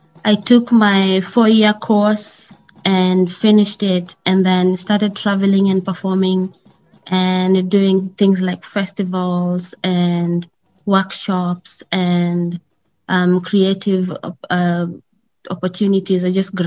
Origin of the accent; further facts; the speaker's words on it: Kenya; moved away as an adult; also born or lived in Tanzania; now in California, United States; I am born and raised in Kenya, proudly African